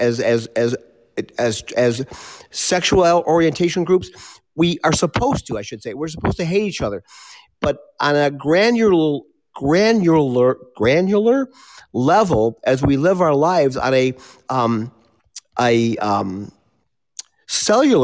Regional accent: the North, United States; I grew up in the North, I'm still in the North

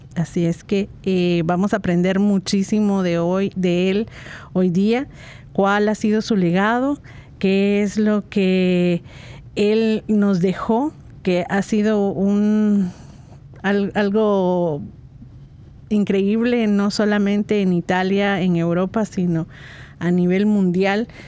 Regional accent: Guatemala; Guatemala, de donde soy yo

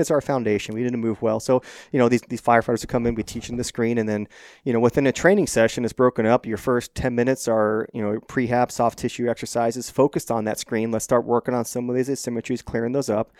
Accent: Phoenix, Arizona, United States; I grew up in North Phoenix, Scottsdale area

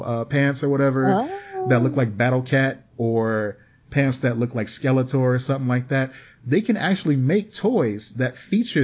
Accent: Midwest, United States; accent: Midwest

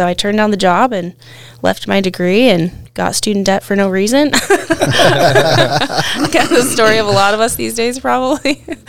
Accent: Idaho, United States; moved away as an adult; also born or lived in Anchorage, Alaska; now in King Salmon, United States; I grew up in Idaho, and my dad said he named me after a Montana cowgirl.

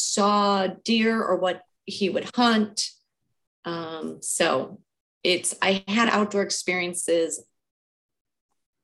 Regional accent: Cleveland, Ohio, United States; I grew up in Cleveland, Ohio, city kid

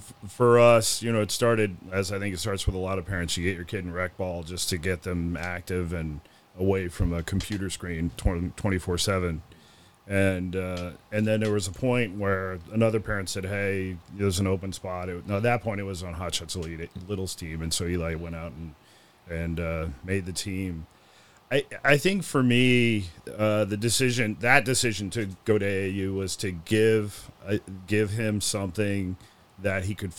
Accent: Chicago, Illinois, United States; Yeah. Well, I grew up in Chicago. When Walter Payton, sweetness, played for the Bears. So became a Bears fan and became a Cubs fan.

